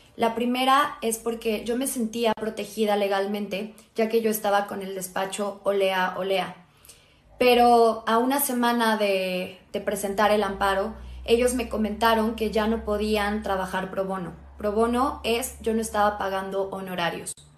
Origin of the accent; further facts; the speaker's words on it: Mexico; Me siento bastante orgullosa como mexicana